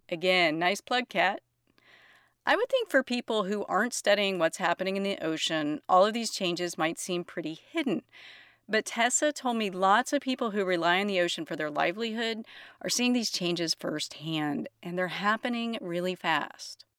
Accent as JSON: {"language": "English", "region": "the South", "country": "United States", "tie": "born or raised there", "moved": "yes", "lives_now": "Sacramento, United States", "said": "I grew up in the South and spent what seems like every summer escaping to the Gulf Coast"}